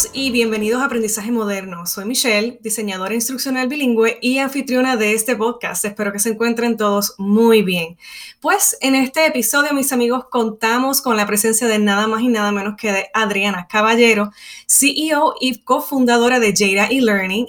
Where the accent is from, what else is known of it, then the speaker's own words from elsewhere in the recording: Puerto Rico; soy de Puerto Rico